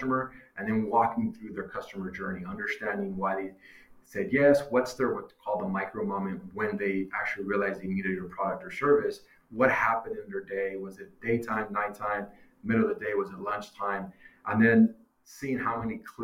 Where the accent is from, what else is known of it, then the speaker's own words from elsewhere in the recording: Long Beach, California, United States; I'm from Long Beach, California